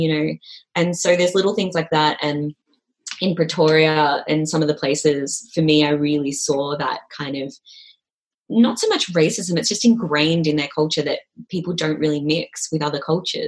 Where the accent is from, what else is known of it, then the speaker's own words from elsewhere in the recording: Malaysia; I'm from Malaysia as well